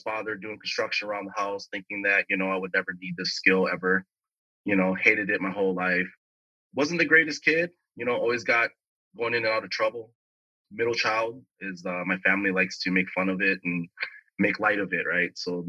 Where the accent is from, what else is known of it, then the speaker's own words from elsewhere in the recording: Bloomington, Minnesota, United States; moved away as an adult; now in Los Angeles, United States; Born and raised in Bloomington, Minnesota is where I grew up. Very suburban neighborhood, first generation Asian American. Father came over here after the Vietnam War.